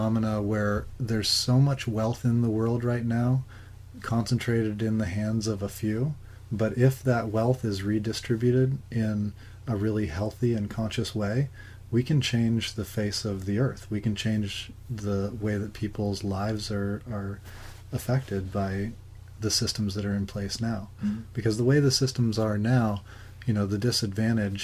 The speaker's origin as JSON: {"language": "English", "region": "Alaska", "country": "United States", "tie": "born or raised there", "also_born_or_lived": "San Francisco", "moved": "as an adult", "said": "growing up in Alaska"}